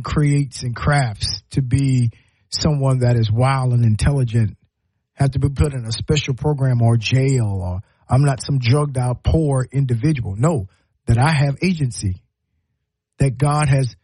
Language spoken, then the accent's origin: English; Low Country, South Carolina, United States; now in Alabama, United States; I'm from the Low Country